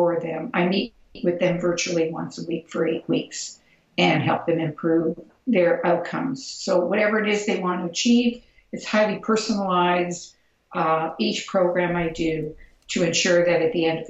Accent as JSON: {"language": "English", "town": "Toronto", "region": "Ontario", "country": "Canada", "said": "because I'm from Toronto and I'm a Canadian"}